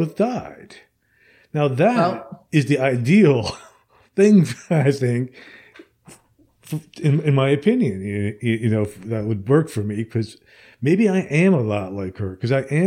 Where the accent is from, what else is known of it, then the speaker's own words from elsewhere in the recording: New Jersey, United States; moved away as an adult; now in Alabama, United States; I'm originally from New Jersey, and I had moved to Alabama after my parents died.